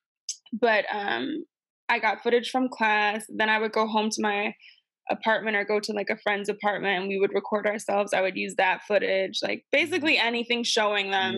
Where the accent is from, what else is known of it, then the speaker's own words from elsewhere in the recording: Buffalo, New York, United States; moved away as an adult; also born or lived in Chicago; now in Los Angeles, United States; my hometown, Buffalo